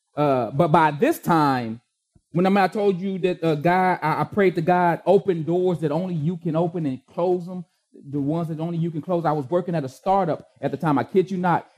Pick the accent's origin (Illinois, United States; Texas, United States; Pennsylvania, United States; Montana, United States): Texas, United States; Austin; the East Austin I used to live